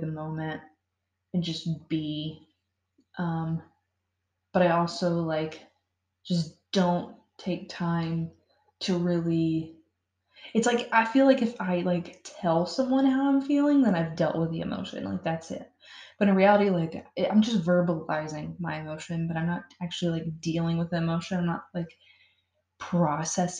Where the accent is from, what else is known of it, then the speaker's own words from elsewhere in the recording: Florida, United States; moved away; I'm from Florida